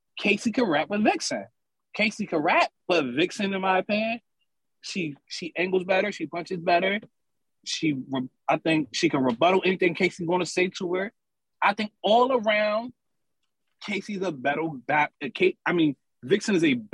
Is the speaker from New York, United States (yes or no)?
no; Camden, New Jersey, United States; also born or lived in Philadelphia, Pennsylvania; I'm from Camden, New Jersey. A lot of family in Philly, so you know, they both hometowns to me